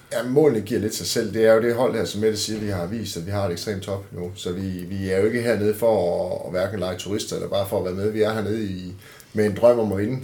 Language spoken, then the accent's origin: Danish; Denmark; som danskere